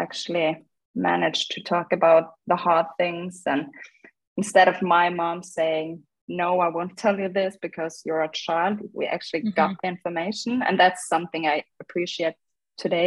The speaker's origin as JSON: {"language": "English", "country": "Norway", "tie": "born or raised there", "said": "I grew up in Norway in a small city"}